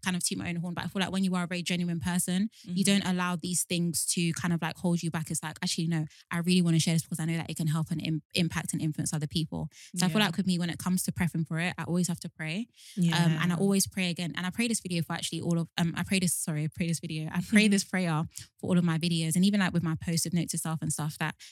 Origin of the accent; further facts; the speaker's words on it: Nigeria; as a Nigerian